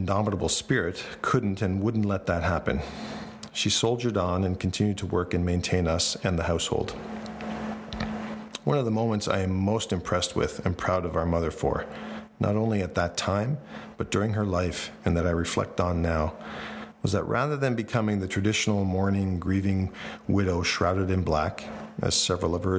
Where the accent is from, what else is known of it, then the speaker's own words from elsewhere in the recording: Kingston, Ontario, Canada; were able to somehow earn and save enough money to buy the house we grew up in on Victoria Street